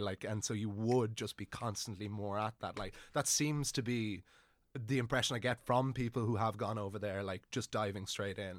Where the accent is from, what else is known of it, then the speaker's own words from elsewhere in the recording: Wicklow, Leinster, Ireland; moved away as an adult; now in Dublin, Ireland; I'm from Wicklow originally, but I didn't have a, an amazing time growing up there